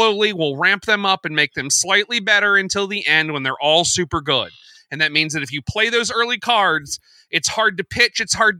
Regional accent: United States; as an American

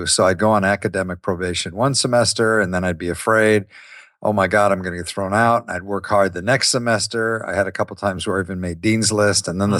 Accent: Ohio, United States; I grew up in Ohio.

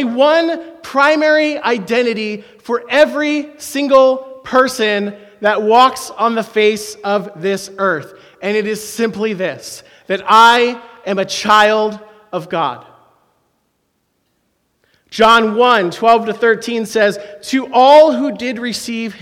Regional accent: Philadelphia, Pennsylvania, United States; I am from Philadelphia

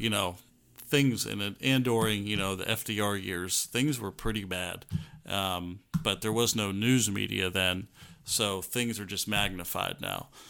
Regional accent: United States; I grew up hiding in the Chesapeake Bay

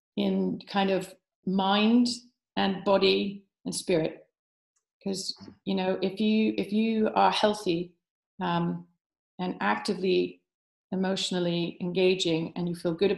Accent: United States; now in United Kingdom; being American born

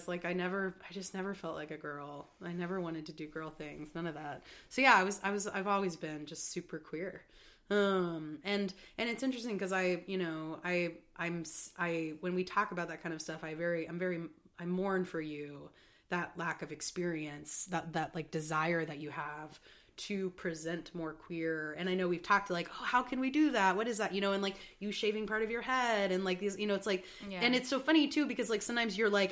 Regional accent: Texas, United States; moved away as an adult; now in Chicago, United States; I grew up in Texas. I grew up in the South

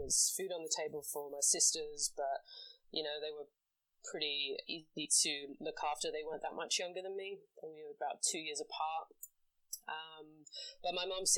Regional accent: London, United Kingdom; now in New York, United States; I'm from England, born and bred in London.

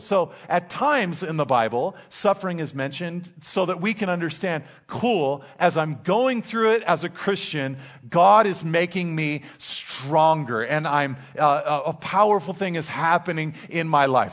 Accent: Pacific Grove, California, United States; also born or lived in Monterey Peninsula; I grew up in Pacific Grove, very tough, very tough, the mean streets of Pacific Grove.

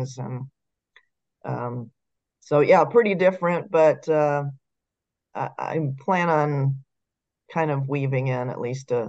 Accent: San Diego, California, United States; I grew up in the San Diego area

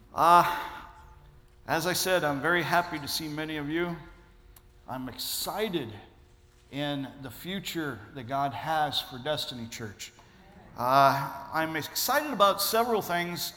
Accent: Ohio, United States; I'm originally from Ohio.

